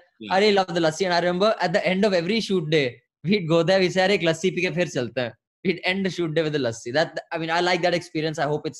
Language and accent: English; Dehradun, Uttarakhand, India; moved away as an adult; also born or lived in Delhi; Dehradun is my hometown, bro. I grew up there. I only moved to Delhi when I was 18. So from the time I was born to the time I was 17, actually, I'm a Dehradun Kalonda.